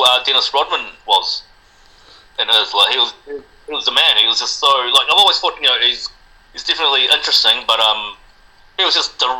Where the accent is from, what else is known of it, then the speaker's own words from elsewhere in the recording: Wellington, New Zealand; first language Spanish; English is a second language; also born or lived in Chile; born in Chile, moved to Wellington when I was 6, and yeah, I mean, pretty much a Kiwi, but I was born in Chile, and Spanish is still my first language, but I'm a Kiwi.